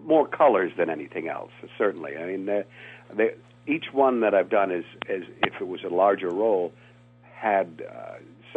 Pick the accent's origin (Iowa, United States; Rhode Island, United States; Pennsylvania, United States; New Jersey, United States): Rhode Island, United States; I grew up in New England on the coast in Rhode Island